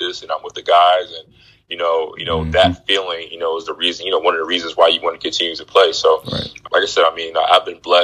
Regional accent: Philadelphia, Pennsylvania, United States; I'm from Philadelphia

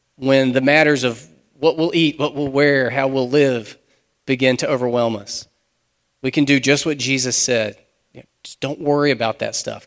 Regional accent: United States; We're modern American Christians

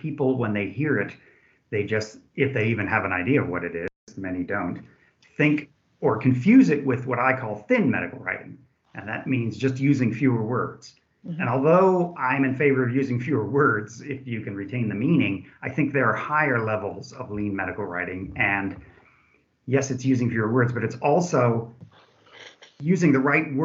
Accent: California, United States; moved away as an adult; now in Germany; I am from California. However, I've been in Germany since 1986, came over to do my postdoc

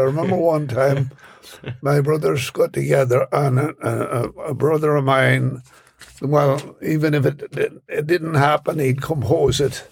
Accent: Ireland; born or raised there; now in New York City, United States

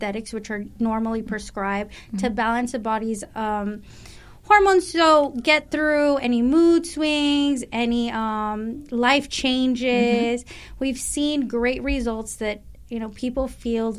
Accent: Rio Grande Valley, Texas, United States; now in Phoenix, United States; I'm from Texas. So I'm from the Rio Grande Valley.

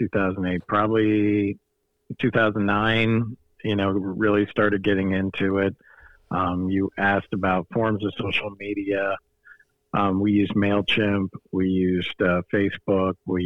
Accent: Fort Myers, Florida, United States; I was born and raised here in Fort Myers, Florida.

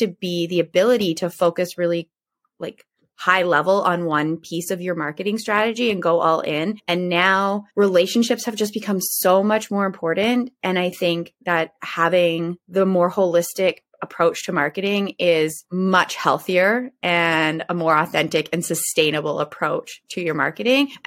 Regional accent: Ontario, Canada; I'm in Ontario, Canada. So I'm a Canadian

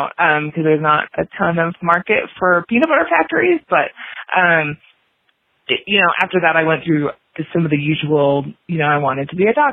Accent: just outside of Milwaukee, Wisconsin, United States; moved away as an adult; also born or lived in Miami / Illinois; So I grew up in Wisconsin, just outside of Milwaukee.

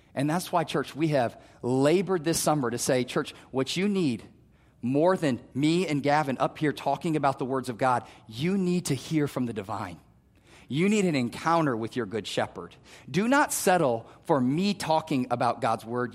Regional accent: Omaha, Nebraska, United States; also born or lived in Wayne, Nebraska; I grew up in North Omaha

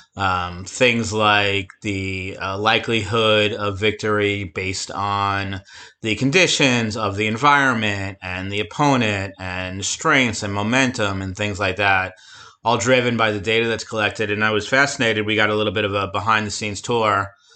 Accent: near Flushing, Queens, New York, United States; Flushing, Queens, not too far from my hometown

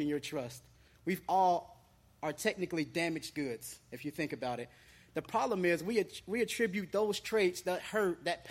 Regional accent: Cincinnati, Ohio, United States; now in Florida, United States; I didn't grow up here in Florida. I grew up in Ohio, Cincinnati, Ohio

